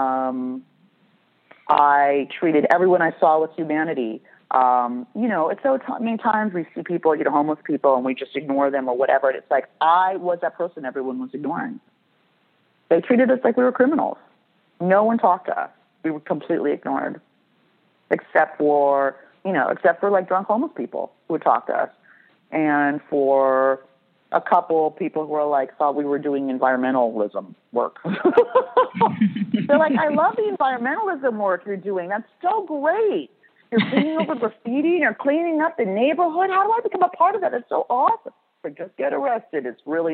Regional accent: Beverly Hills, California, United States; I grew up in Beverly Hills

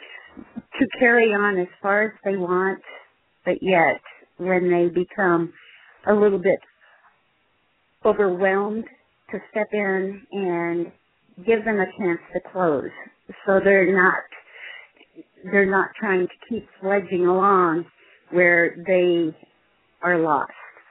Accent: Midwest, United States; I was born and raised in the Midwest

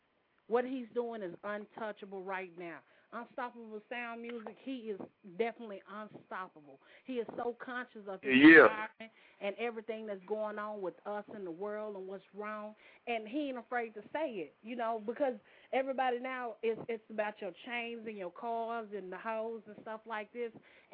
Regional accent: Mississippi, United States; moved away as an adult; now in Louisville, United States; I'm from the South. I originated in Mississippi and I've only been in Louisville for a couple of years now

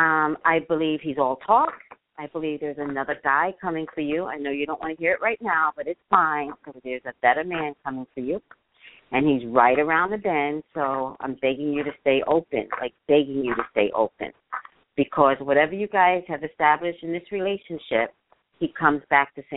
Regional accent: New York City, New York, United States; now in Los Angeles, United States; I'm a native New Yorker, Staten Island.

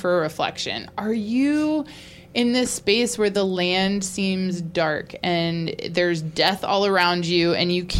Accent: Georgia, United States; I'm from Georgia.

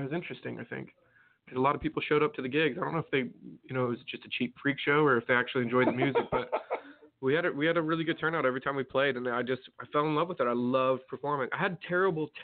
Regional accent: Farmington, New Mexico, United States; moved away; I grew up in a little town called Farmington, New Mexico

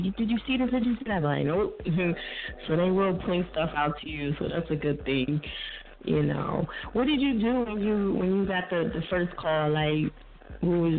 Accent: New Jersey, United States; So I'm from Jersey

